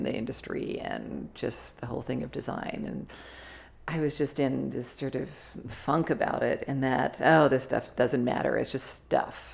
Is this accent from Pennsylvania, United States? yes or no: no; Santa Barbara, California, United States; moved away; Santa Barbara, mm-hmm. where my hometown.